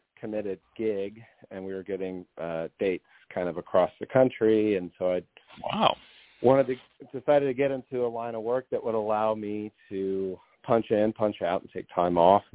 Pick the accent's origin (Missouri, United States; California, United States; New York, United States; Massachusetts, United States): Missouri, United States; Kansas City; I'm born and raised in Kansas City, Missouri. Which is where I still live.